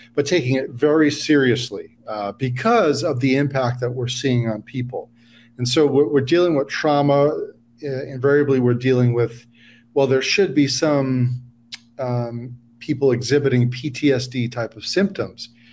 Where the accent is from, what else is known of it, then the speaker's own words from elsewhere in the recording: New York, United States; now in San Diego, United States; I'm from New York originally